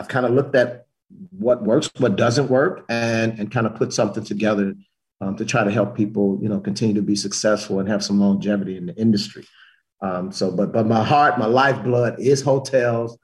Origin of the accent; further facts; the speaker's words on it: Chicago, Illinois, United States; moved away as an adult; also born or lived in Memphis, Tennessee; I'm from Chicago originally